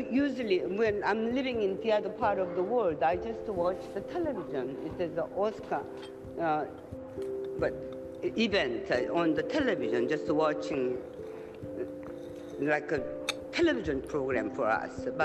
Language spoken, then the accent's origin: English; South Korea; I'm from Korea, and actually